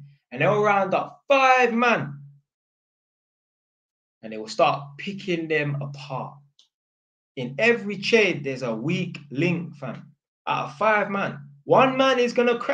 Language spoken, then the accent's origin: English; London, United Kingdom; I didn't even tell him I was from Edmonton